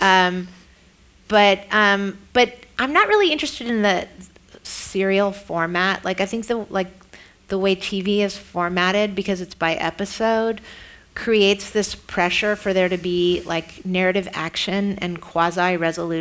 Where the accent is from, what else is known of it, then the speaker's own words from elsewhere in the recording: San Francisco, California, United States; I am from San Francisco